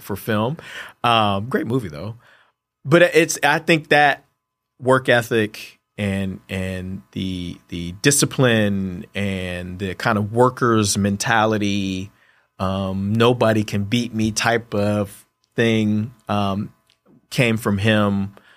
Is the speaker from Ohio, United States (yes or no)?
yes; Columbus, Ohio, United States; moved away; growing up in Columbus, Ohio, being an Ohio State fan